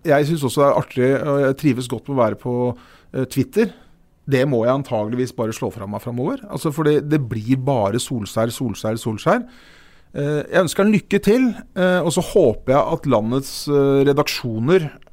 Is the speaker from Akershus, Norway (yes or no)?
yes; Siggerud, Akershus, Norway; vi er fra Sigrud begge